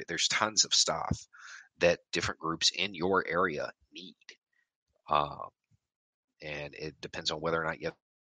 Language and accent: English; Tennessee–Kentucky border, United States; I moved around a lot, a whole lot. So I grew up mostly on the Tennessee-Kentucky line, though.